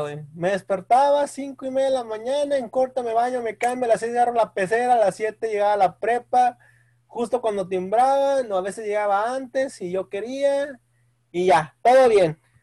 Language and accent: Spanish; Mexico; como buen mexicano